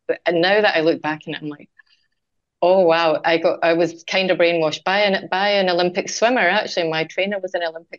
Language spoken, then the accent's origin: English; Scotland, United Kingdom; moved away; I'm Scottish, as you can hear, Vanessa, I would go home to Scotland